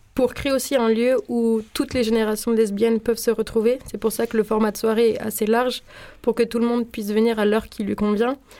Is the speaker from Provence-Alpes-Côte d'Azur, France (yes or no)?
no; small town near Rennes, Brittany, France; moved away as an adult; also born or lived in Paris; now in Marseille, France; j'ai grandi dans une petite ville qui est située à côté de Rennes, du coup en Bretagne